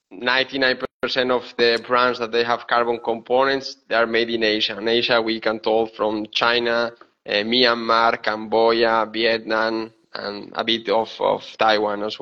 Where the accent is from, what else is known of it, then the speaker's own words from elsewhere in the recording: Spain; English is a second language; moved away as an adult; also born or lived in Seville, Spain; now in Bergamo, Italy; I'm from Spain. Yeah, I'm from Spain.